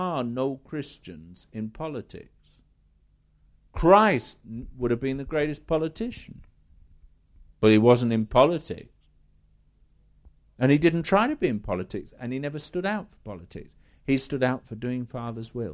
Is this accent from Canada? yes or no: no; United Kingdom; I'm British. In the world, I'm British